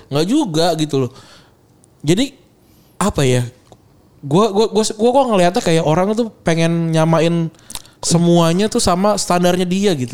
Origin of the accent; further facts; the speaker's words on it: Bekasi, West Java, Indonesia; gue dari Bekasi